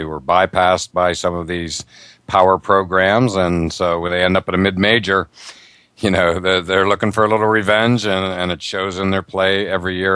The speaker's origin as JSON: {"language": "English", "country": "Ireland", "said": "I'm Irish. And uh, I just can't wait for that game."}